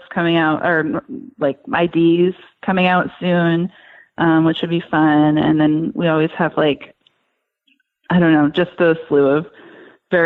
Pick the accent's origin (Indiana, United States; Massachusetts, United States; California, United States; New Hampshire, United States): New Hampshire, United States; moved away; I'm originally from New Hampshire